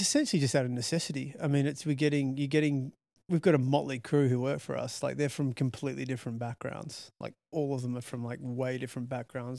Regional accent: Australia; also born or lived in London; I'm Australian

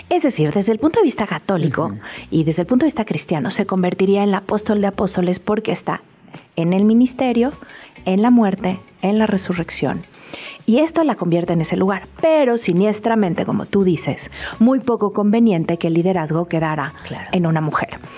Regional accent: Mexico; Entonces creo que los mexicanos estamos también en un buen momento de contarnos la historia centrada

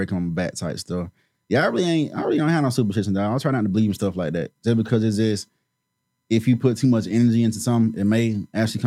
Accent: Georgia, United States; I've been in Georgia for all my life

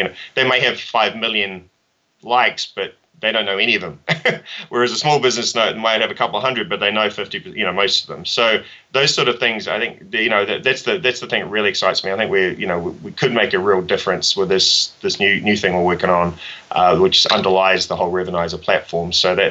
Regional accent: New Zealand; when I grew up in New Zealand, you know, starting your own business, at least for me, was not even, you know, it was get a job

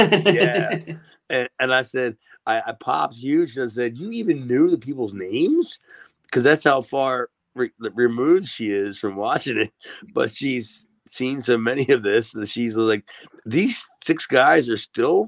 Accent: Columbus, Ohio, United States; I'm from Columbus, Ohio.

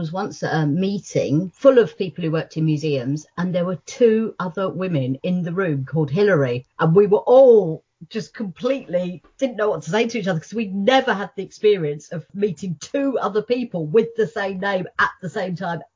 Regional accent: United Kingdom; first language English; when I was growing up in Britain, speaking English, British English, not American English

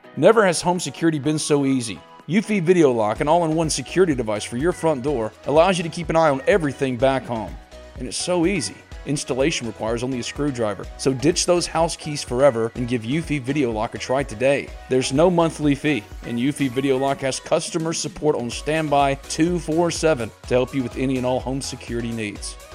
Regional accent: Mississippi, United States; I was born and raised in Mississippi.

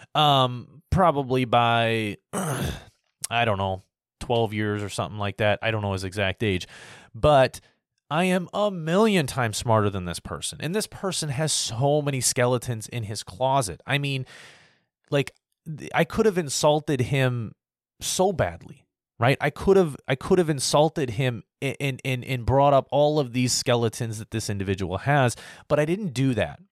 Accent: United States

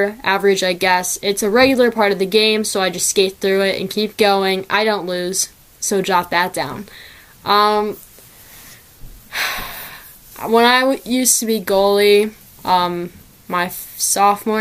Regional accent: Midwest, United States; I am from the Midwest

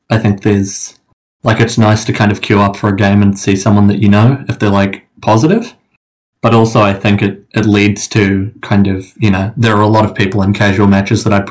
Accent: New Zealand; I, I mean, I play in Australia, but I'm from New Zealand

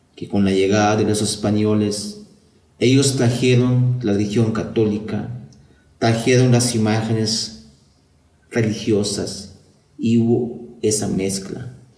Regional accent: San Pedro La Laguna, Sololá, Guatemala; first language Tz'utujil; Spanish is a second language; artista maya … de San Pedro de la Luna, Guatemala

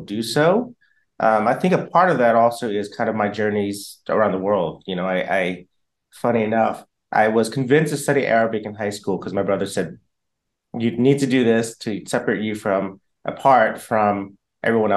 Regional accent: Atlanta, Georgia, United States; moved away as an adult; also born or lived in New Orleans, Louisiana / Vietnam; now in Los Angeles, United States; I am originally from Atlanta, actually born in New Orleans, raised in Atlanta, Georgia, so Southern

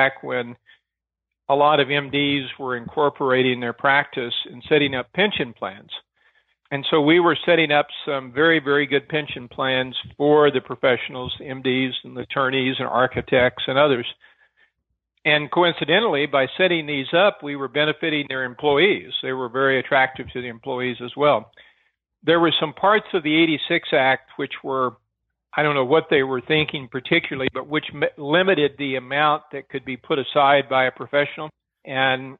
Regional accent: Arkansas, United States; In Arkansas, my dad was a county sheriff

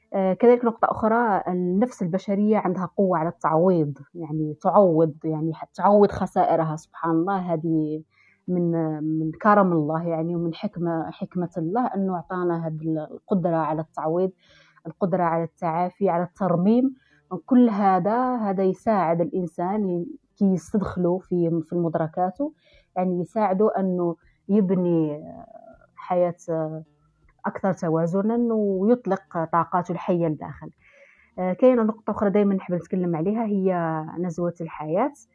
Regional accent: Algeria; نحن كجزائريين أو كثقافة جزائرية

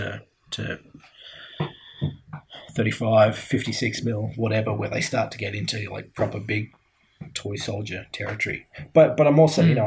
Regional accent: Glasgow, Scotland, United Kingdom; I grew up in Glasgow

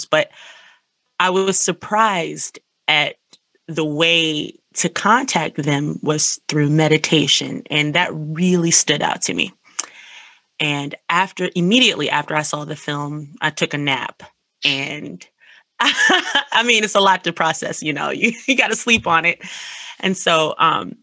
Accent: Washington, District of Columbia, United States; I am an artist from Washington, D.C., and I've been in art school

